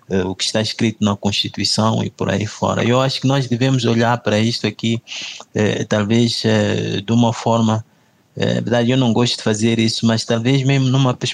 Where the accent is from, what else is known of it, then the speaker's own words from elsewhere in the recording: Mozambique; Eu sinto-me desrespeitado como moçambicano, né? porque eu gostaria de fazer parte uh, da gestão do nosso país